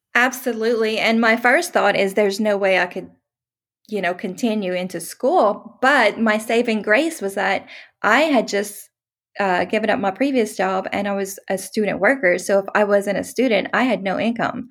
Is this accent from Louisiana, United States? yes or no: yes; Louisiana, United States; moved away as an adult; also born or lived in Texas; I'm from Louisiana, moved to Texas.